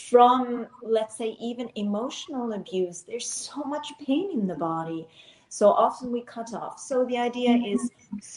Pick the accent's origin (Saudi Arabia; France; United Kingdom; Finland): Finland; also born or lived in Switzerland / United States / Abu Dhabi, United Arab Emirates; now in Barcelona, Spain; I live in Barcelona. I am actually from Finland, born in Switzerland, lived in the US, in South